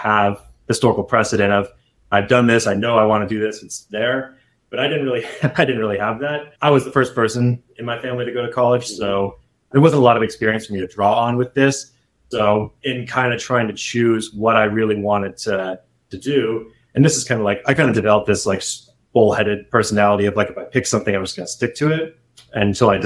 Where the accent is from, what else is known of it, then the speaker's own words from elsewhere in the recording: San Diego, California, United States; now in Bay Area, United States; I originally grew up and born and raised in San Diego.